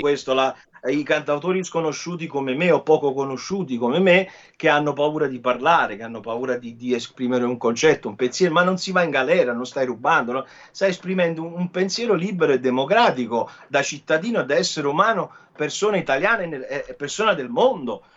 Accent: Naples, Campania, Italy; io sono napoletano, vivendo a Napoli per me non è stato facile uscire un po' fuori dal... Io vengo da, da, da Secondigliano, un quartiere difficile

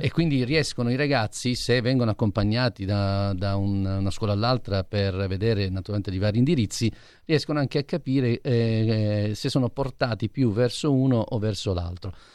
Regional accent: Apulia, Italy; io da buon pugliese

